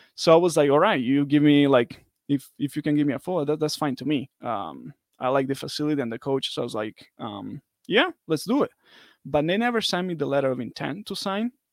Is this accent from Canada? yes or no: no; Italy; moved away as an adult; now in United States; I'm from Italy